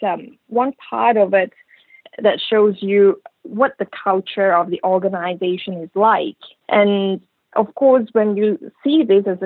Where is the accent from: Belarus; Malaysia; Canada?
Malaysia; moved away; I come from Malaysia anyway.